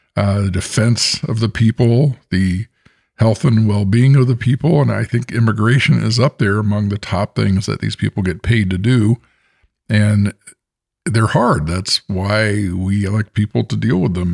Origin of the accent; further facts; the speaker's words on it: Bay Area, California, United States; I'm the American and I grew up in the Bay Area.